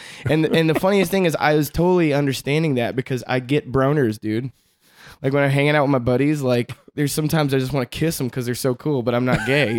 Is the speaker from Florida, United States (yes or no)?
no; Kansas City, Missouri, United States; moved away as an adult; also born or lived in St. Louis, Missouri; now in El Paso, United States; I'm from Kansas City, Missouri, born in St. Louis. I spent my, you know, my young life, you know, teens and whatnot in Kansas City.